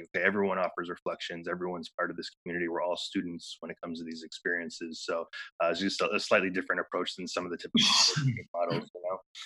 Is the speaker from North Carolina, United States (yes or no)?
no; Michigan area outside Detroit, United States; moved away as an adult; also born or lived in Ann Arbor, Michigan / Hawaii; I grew up in Michigan area outside Detroit, went to school in Ann Arbor